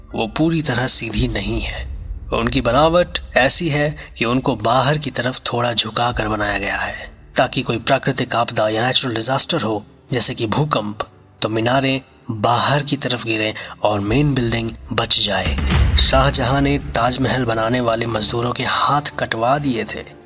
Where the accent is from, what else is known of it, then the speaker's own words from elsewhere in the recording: India; as Indians